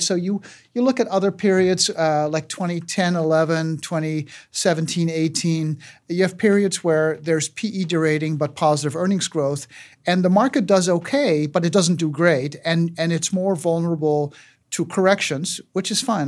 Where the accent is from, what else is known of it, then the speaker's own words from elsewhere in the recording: Aruba; moved away; I grew up in Aruba, uh, starved for American pop culture